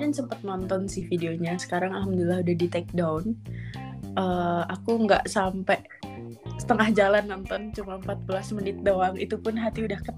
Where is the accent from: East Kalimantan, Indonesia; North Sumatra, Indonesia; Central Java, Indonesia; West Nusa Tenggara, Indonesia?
Central Java, Indonesia; Blora; now in Konya, Turkey; selamat malam dari Turki. Mantap. … Aku domisili di Konya. Kalau di Indonesia-nya aku dari Blora, Jawa Tengah